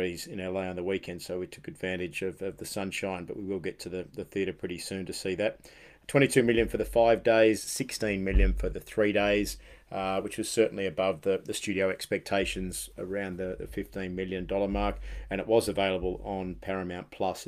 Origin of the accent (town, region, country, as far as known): Australia; moved away